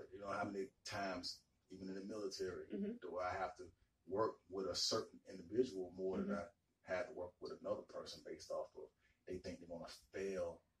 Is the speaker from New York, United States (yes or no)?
no; Decatur, Georgia, United States; I've born and raised in Atlanta. I grew up around here in DeKalb County in Decatur.